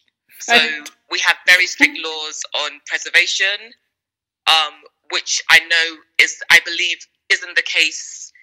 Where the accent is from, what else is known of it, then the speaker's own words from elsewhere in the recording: London, United Kingdom; also born or lived in Nigeria; I'm a Londoner, originally born in West Africa in Nigeria, and traveled all over the world.